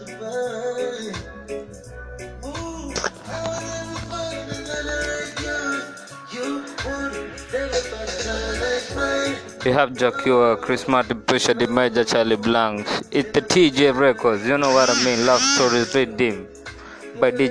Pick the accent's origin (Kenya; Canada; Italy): Kenya; Nairobi; I am from Nairobi